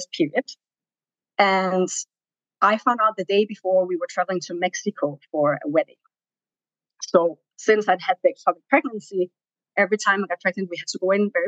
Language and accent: English; Denmark; moved away as an adult; also born or lived in Tanzania; now in New York, United States; I'm from Denmark. I came to New York around 5 years ago with my husband